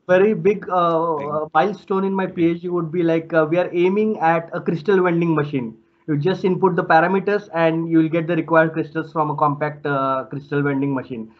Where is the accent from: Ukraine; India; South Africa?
India; moved away as an adult; now in Limerick, Ireland; I'm from India